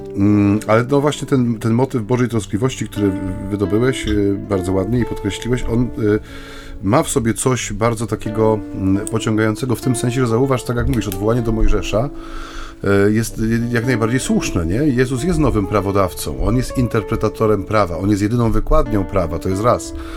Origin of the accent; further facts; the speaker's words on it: Silesian Voivodeship, Poland; u nas na Śląsku